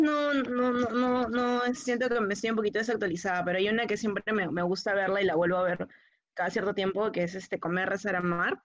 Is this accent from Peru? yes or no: yes; Lima, Peru; para los que somos de Lima a 100 metros sobre el nivel del mar